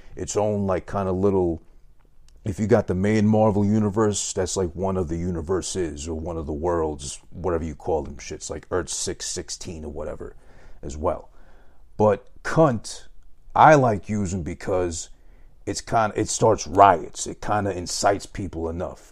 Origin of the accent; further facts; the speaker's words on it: New York, United States; I'm from New York